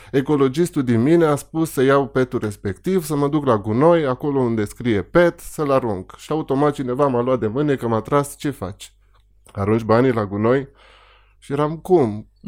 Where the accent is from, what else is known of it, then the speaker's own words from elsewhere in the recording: Petrila, Hunedoara County, Romania; Eu, eu am crescut în Petrila.